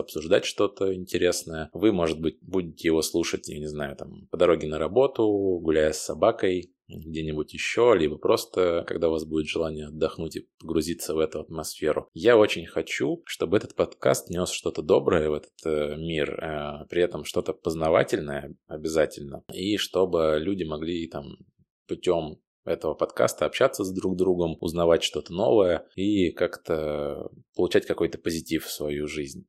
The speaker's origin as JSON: {"language": "Russian", "region": "Moscow Oblast", "country": "Russia", "tie": "born or raised there", "moved": "as an adult", "lives_now": "Amsterdam, Netherlands", "said": "я родом из Подмосковья"}